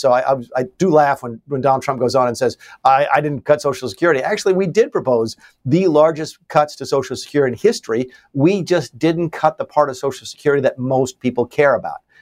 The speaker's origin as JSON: {"language": "English", "region": "the South", "country": "United States", "tie": "born or raised there", "said": "I live still, and I grew up in the South that was just destroyed by NAFTA"}